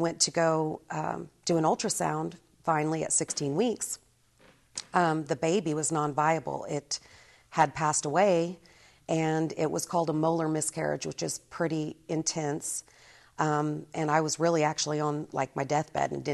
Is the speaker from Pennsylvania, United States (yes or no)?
no; Norman, Oklahoma, United States; I was born in Oklahoma, Norman, Oklahoma, and raised there pretty much